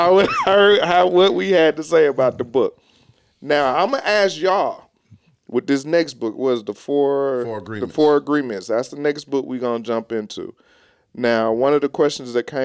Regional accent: Atlanta, Georgia, United States; I'm from Atlanta

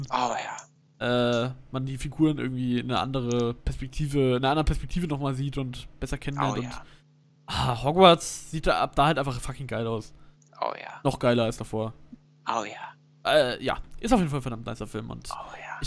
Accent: Bavaria, Germany; Ich bin kein Gothic-Emo-Kid, ich bin Deutscher.

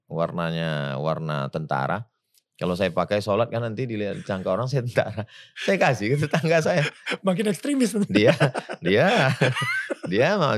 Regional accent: Pekanbaru, Riau, Indonesia; Kampung saya itu Pekanbaru.

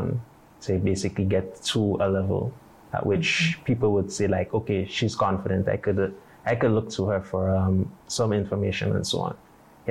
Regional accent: Grenada; born or raised there; moved away as an adult; now in Beijing, China

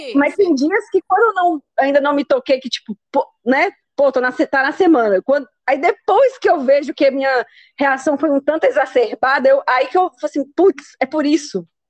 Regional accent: Brazil; como a gente é brasileira

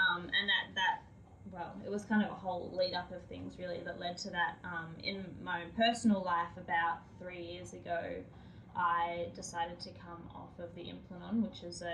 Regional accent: Australia; being Australian

